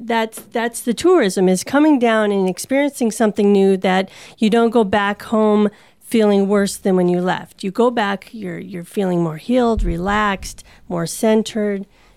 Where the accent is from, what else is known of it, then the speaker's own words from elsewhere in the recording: Minnesota, United States; now in Arizona, United States; I'm from Minnesota